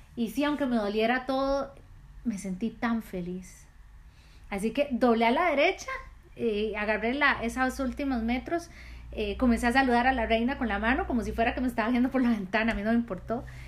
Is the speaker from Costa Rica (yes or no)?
yes; Costa Rica; Yo soy de Costa Rica